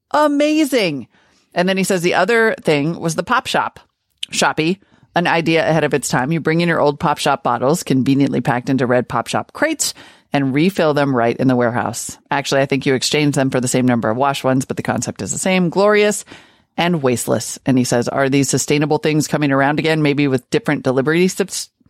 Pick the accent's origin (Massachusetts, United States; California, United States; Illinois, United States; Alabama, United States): California, United States; Growing up in Southern California in the 70s, the families in my neighborhood had a co-op which was run out of my parents' garage